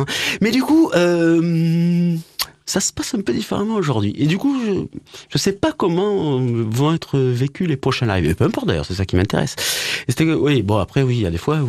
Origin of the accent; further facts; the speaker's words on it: Montpellier, Occitania, France; je suis né à Montpellier mon papa est né à Montpellier et il m'a amené au stade de la Mosson